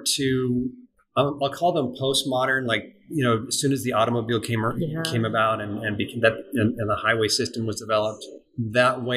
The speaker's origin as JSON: {"language": "English", "region": "California", "country": "United States", "tie": "born or raised there", "moved": "as an adult", "lives_now": "Memphis, United States", "said": "I grew up in California"}